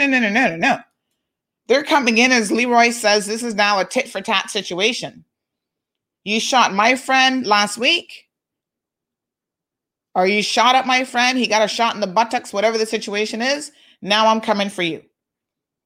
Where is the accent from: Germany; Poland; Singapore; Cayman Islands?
Cayman Islands